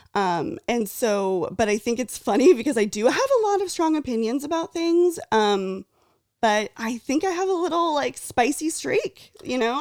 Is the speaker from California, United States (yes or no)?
yes; near Fresno / Ventura, Central California, United States; I grew up in Central California, originally near Fresno, Clovis, Fresno, shout out. And then my family grew, uh, moved to Ventura